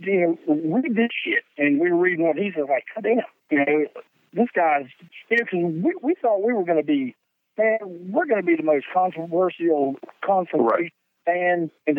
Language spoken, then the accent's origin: English; the South, United States; for us, it basically meant we're from the South and we're proud of it.